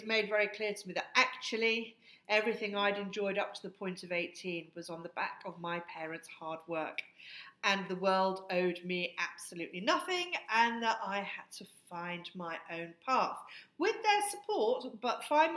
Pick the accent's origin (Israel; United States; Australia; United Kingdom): United Kingdom; Hertfordshire, East of England; our home in Hertfordshire